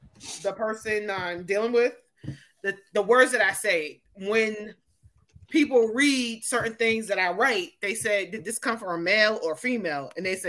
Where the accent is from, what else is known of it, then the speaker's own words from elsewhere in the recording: Wyandotte, United States; I know I'm from Wyandotte.